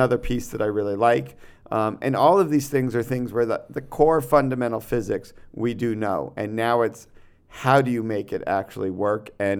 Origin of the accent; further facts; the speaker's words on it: Connecticut, United States; Keep in mind, I grew up like in Connecticut, where we didn't really have a lot of skateboarding yet.